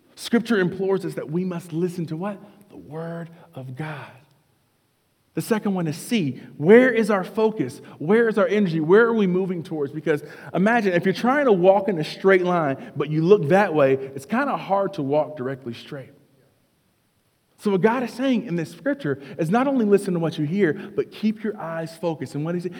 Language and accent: English; North Carolina, United States; I grew up in North Carolina